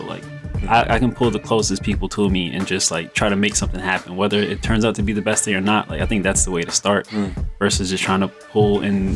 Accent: New York City, New York, United States; also born or lived in Philadelphia; I grew up in Brooklyn all my life. But now I reside in Philly for most of my time during the week.

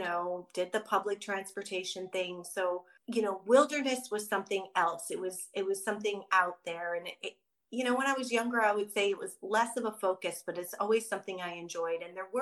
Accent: Midwest, United States; again, growing up in the Midwest and not being familiar with trails or really even doing too much outdoorsy activities, I was a city girl

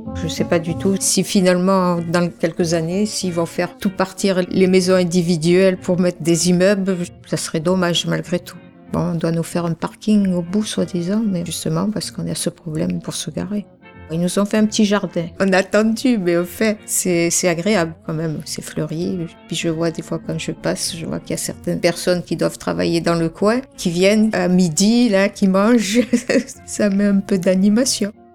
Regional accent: Algeria; also born or lived in Marseille / Martignas / Bordeaux; now in Le Bouscat, France; Je suis originaire d'Algérie

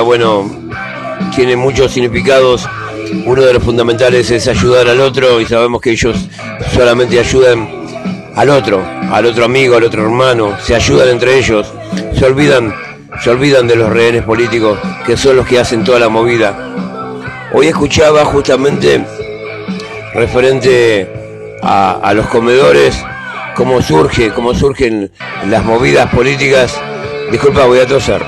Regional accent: Argentina; como argentino

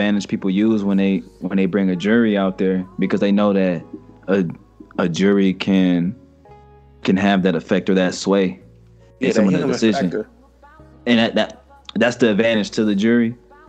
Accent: Chicago, Illinois, United States; I'll talk to her because I'm from Chicago.

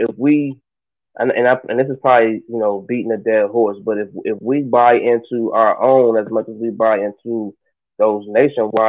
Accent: Columbus, Ohio, United States; also born or lived in Kentucky / South Carolina; I'm from Columbus, Ohio, east side Mount Vernon

